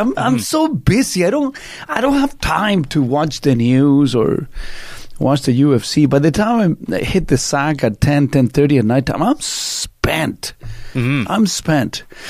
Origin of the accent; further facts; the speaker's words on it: Canada; I was born in another country. I'm Canadian. I'm not something Canadian. I'm Canadian.